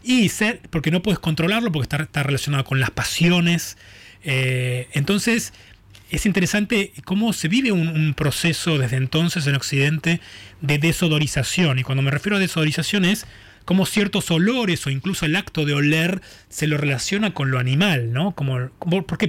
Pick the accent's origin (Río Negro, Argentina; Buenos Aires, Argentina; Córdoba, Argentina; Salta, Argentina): Buenos Aires, Argentina; yo nací, eh, me crecí en Boedo